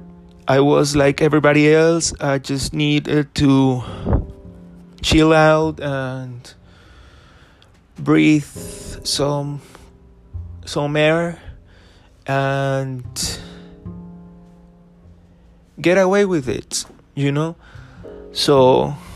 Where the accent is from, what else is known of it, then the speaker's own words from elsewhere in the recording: Ocaña, Norte de Santander, Colombia; my grandma's house in Ocaña, which is my hometown here in Colombia.